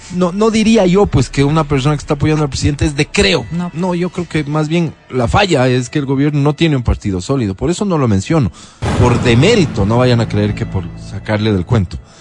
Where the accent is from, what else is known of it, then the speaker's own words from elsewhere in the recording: Ecuador; yo también soy ecuatoriano